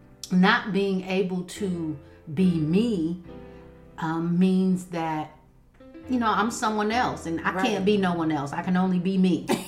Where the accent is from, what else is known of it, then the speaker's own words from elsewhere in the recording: Raleigh, North Carolina, United States; I am here from Raleigh, North Carolina. I am a mother of three. I am saved. I am baptized in Jesus' name.